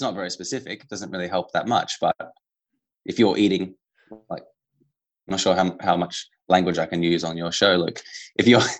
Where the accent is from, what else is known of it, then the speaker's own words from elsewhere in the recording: Australia; I am Australian, but I am also Italian